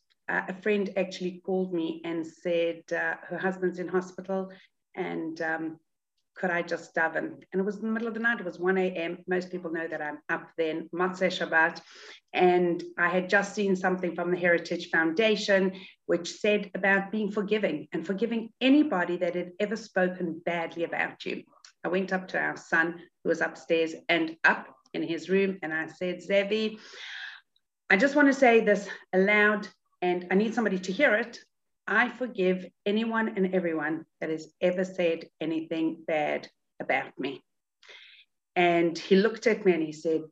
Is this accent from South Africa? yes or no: yes; South Africa; moved away; I grew up in South Africa, but I've been out of South Africa a lot longer than I actually was there